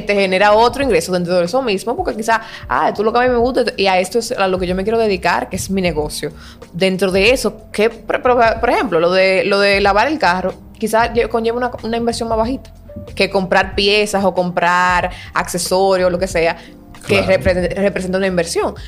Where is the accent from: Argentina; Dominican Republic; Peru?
Dominican Republic; como buen dominicano.